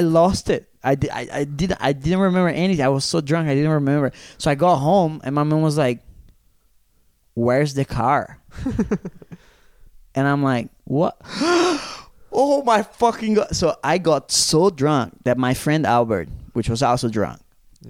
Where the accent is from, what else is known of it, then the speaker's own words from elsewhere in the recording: Brazil; now in Zurich, Switzerland; the ones that I grew up in Brazil